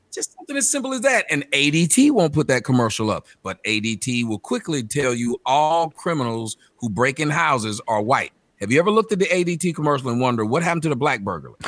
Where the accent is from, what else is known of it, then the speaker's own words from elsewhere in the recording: Atlanta, Georgia, United States; moved away as an adult; also born or lived in Phoenix; I'm from Atlanta